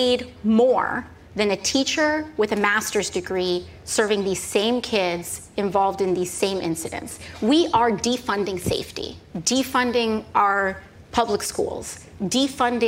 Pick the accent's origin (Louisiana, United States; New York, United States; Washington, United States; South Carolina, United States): New York, United States; New York City; I'm from the Bronx, so it's on-brand for where I'm from